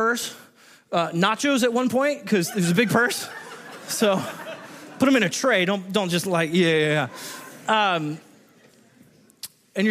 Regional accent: Southern California, United States; now in Washington, United States; I grew up in Southern California and we're known for our wonderful driving skills

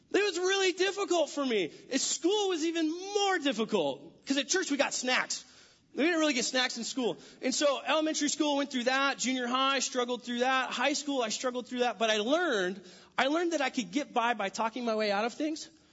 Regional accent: California, United States; moved away as an adult; also born or lived in San Diego; now in Washington, United States; I'm from California, born and raised

